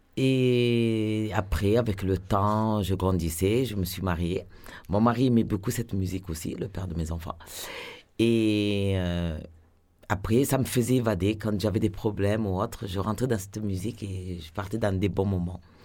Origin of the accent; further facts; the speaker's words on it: Marseille, Provence-Alpes-Côte d'Azur, France; je suis marseillaise, je suis née à Marseille, j'ai habité au centre-ville